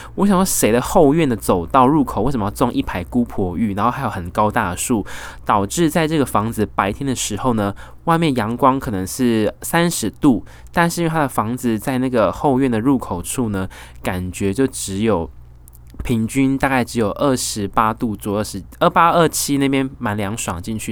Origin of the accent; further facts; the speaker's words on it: Taiwan; now in Australia; 我是台湾人，本人非常重视风水